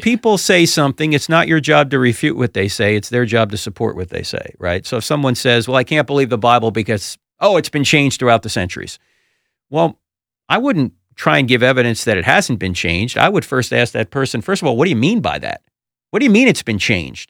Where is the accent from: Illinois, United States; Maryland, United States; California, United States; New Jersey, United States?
New Jersey, United States; brought up Roman Catholic because I'm from New Jersey and it's law.